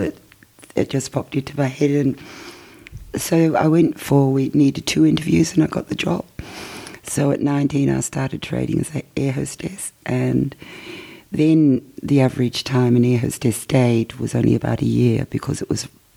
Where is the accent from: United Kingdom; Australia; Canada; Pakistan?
Australia; Coburg, Victoria; when I was growing up in Coburg